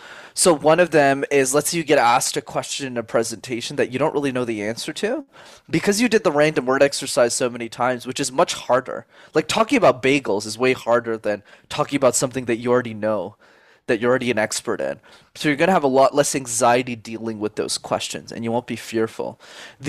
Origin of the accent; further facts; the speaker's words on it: Montreal, Quebec, Canada; first language English; I'm born and raised in Montreal in Canada